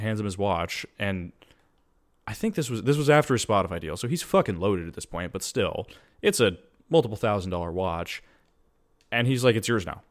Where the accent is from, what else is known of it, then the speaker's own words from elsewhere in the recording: United States; as an American